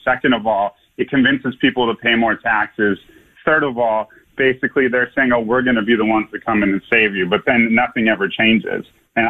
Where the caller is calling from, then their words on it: Los Angeles, California, United States; I'm from Venice Beach